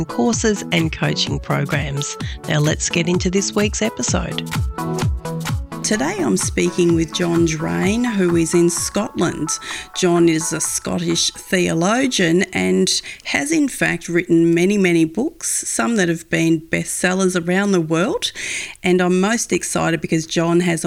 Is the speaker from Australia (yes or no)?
yes; Australia; as an Aussie sitting on the other side of the world